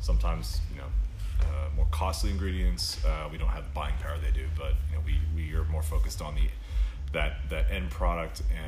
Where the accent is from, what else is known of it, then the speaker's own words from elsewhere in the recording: Houston, Texas, United States; now in Austin, United States; I grew up in Houston, moved to Austin in 2003